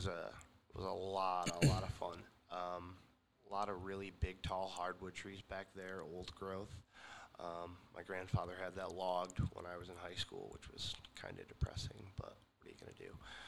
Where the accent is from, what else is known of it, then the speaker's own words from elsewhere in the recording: Penn Yan, New York, United States; now in Ithaca, United States; I was born in the Finger Lakes. I was born in a little town called Peña, New York, which is short for Pennsylvania Yankee, actually.